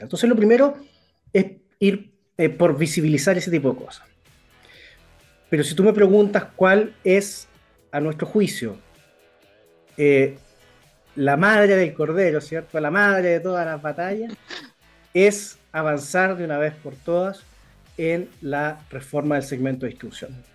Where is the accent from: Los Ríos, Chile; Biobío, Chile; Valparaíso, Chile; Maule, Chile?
Biobío, Chile; Concepción; yo soy de Concepción, entonces yo me acuerdo cuando yo era niño, y viajaba de Concepción a Santiago en auto